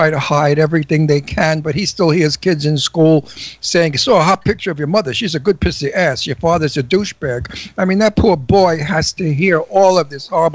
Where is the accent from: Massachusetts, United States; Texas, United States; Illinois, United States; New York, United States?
New York, United States; New York City; also born or lived in Northern New Jersey / Doylestown, Pennsylvania; now in Palm Springs, United States; I was born in Brooklyn. And I was raised in Brooklyn part of my life